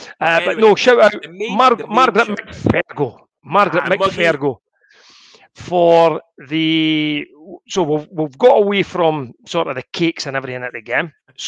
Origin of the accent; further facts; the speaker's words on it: Scotland, United Kingdom; us being Scottish